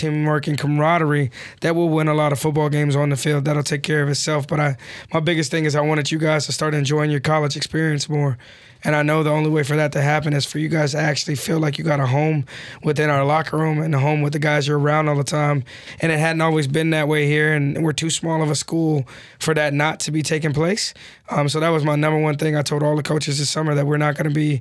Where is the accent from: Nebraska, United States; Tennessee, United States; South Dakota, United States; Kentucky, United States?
Kentucky, United States; Western; moved away as an adult; also born or lived in Pennsylvania / Indiana; I'm from Western Kentucky, like an hour from here.